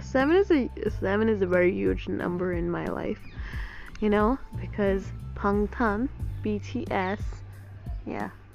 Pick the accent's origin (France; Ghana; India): India; Gujarat; accent: Gujarati; Yes, I live in Gujarat. Yes, I'm Gujarati and I'm Indian.